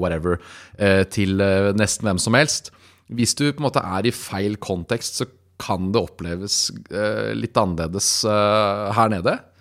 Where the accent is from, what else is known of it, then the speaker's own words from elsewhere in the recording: Lier, Buskerud, Norway; jeg kommer fra Lier